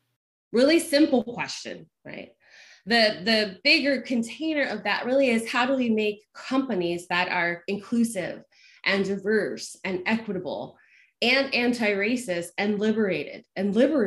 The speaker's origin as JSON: {"language": "English", "region": "North Carolina", "country": "United States", "tie": "born or raised there", "also_born_or_lived": "Georgia", "said": "the accent's long gone, I always joke, but I grew up in the Southeast. So I grew up in North Carolina and Georgia"}